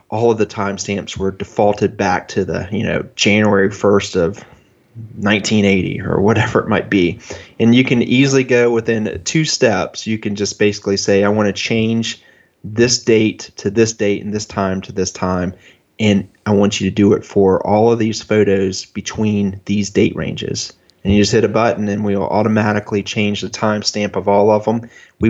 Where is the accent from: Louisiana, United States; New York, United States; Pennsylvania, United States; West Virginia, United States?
New York, United States; Rochester; born there; So I was born in 1970 in Rochester, New York.